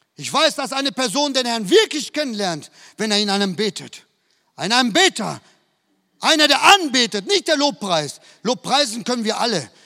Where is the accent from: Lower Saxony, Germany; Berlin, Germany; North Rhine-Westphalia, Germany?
North Rhine-Westphalia, Germany; Duisburg; moved away as an adult; now in Madrid, Spain; Bin in, ein, in einer Siedlung aufgewachsen im Süden von Duisburg